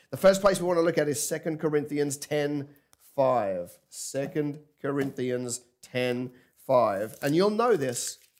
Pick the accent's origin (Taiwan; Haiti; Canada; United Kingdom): United Kingdom; England; now in Kingscliff, Australia; I grew up in England